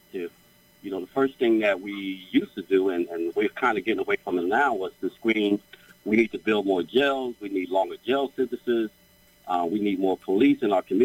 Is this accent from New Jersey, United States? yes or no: yes; Trenton, New Jersey, United States; also born or lived in Asbury Park, New Jersey; I grew up in Trenton all my life